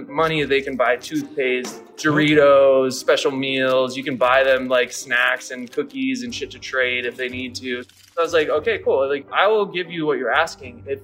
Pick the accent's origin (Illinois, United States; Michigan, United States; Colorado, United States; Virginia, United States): Michigan, United States; Detroit; I was born in Detroit